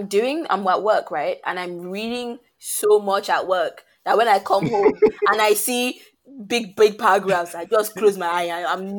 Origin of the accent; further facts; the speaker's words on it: Lagos, Nigeria; I'm from Lagos.